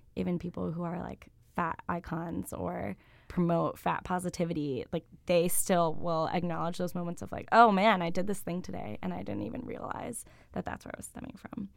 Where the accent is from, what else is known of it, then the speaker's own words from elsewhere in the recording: Buffalo, New York, United States; now in Ithaca, United States; I grew up in different suburbs around Buffalo. I've been in New York State most of my life, other than grad school